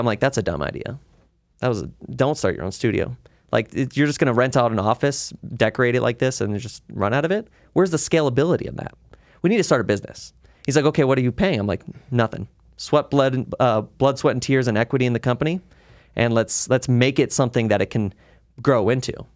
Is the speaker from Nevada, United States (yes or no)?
yes; Las Vegas, Nevada, United States; Las Vegas locals always have different stories because I st, I grew up in the Northwest area